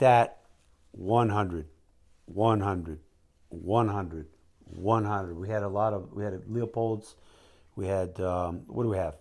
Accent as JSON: {"language": "English", "country": "United States", "tie": "born or raised there", "also_born_or_lived": "Mississippi / Louisiana", "moved": "yes", "lives_now": "Alaska, United States", "said": "I came from Alaska, man, and, and I grew up in Mississippi, Louisiana, but I'm down from Alaska"}